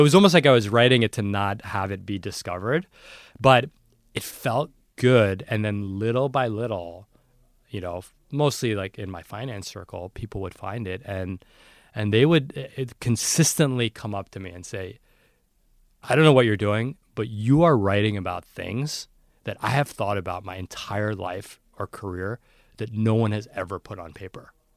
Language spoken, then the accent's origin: English; New York City, New York, United States; I grew up in New York City